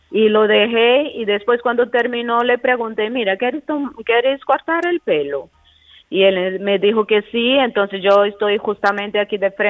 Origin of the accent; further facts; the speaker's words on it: Mato Grosso, Brazil; Spanish is a second language; moved away as an adult; also born or lived in Galicia, Spain; now in Spain; soy brasileña